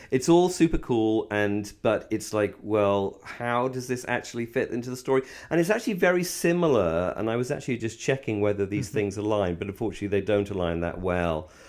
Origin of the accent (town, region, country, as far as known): England, United Kingdom